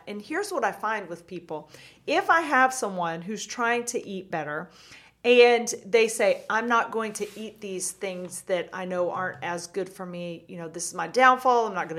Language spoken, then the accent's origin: English; Georgia, United States; moved away; I'm from Georgia originally.